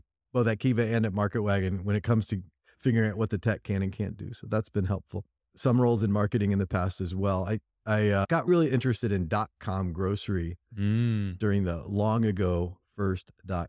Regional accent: Indiana, United States; My personal journey, I'm born and raised in Indiana, got an engineering degree, went to California

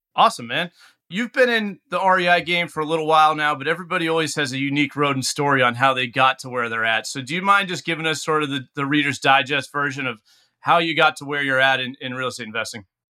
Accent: New England, United States; being someone born and raised in New England

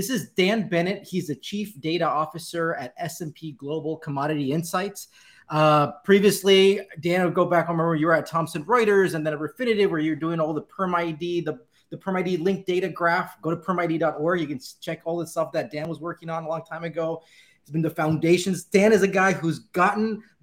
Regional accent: Cali, Valle del Cauca, Colombia; moved away; I grew up in Cali, Colombia, which is the salsa capital of the world

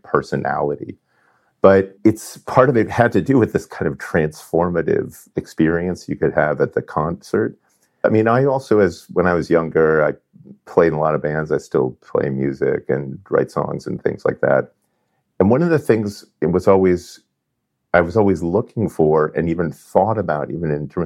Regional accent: Southern California, United States; I grew up in California, Southern California in the 70s

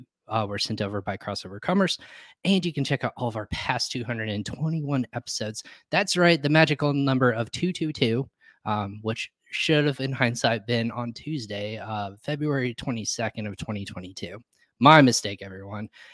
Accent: Indianapolis, Indiana, United States; From Indianapolis

